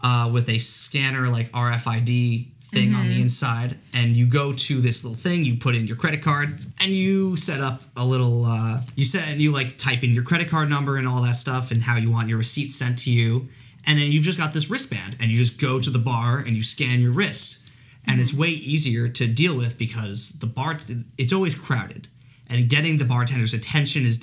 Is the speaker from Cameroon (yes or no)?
no; Long Island, New York, United States; I grew up on Long Island. We actually grew up in the same town.